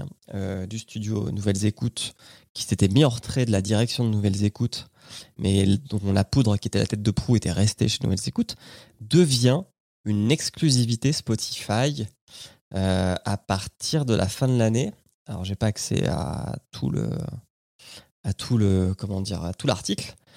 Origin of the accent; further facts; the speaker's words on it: France; chez nous en France